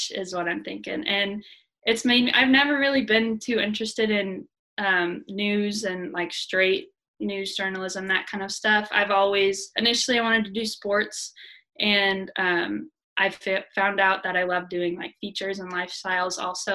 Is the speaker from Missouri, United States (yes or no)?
yes; Southwest Missouri, United States; moved away as an adult; I was from Southwest Missouri, but so I live 4 hours away from here